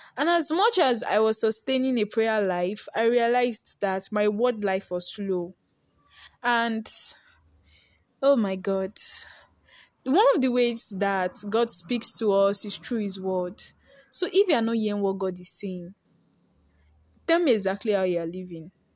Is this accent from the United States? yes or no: no; Nigeria; I'm a Nigerian girl